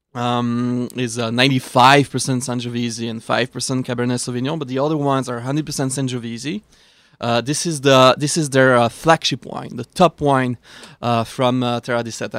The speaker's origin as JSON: {"language": "English", "country": "Switzerland", "tie": "born or raised there", "moved": "yes", "said": "I am from Switzerland. And I grew up eating kosher Gruyere from Switzerland"}